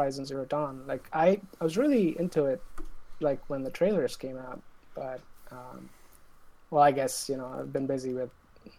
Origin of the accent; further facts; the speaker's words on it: India; moved away; I'm from India originally